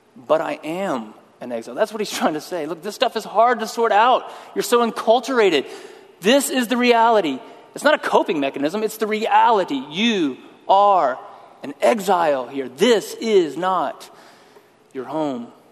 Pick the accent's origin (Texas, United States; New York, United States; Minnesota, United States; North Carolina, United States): Texas, United States; West; also born or lived in Austin, Texas; I was born in West Texas. Spent most of my life in Texas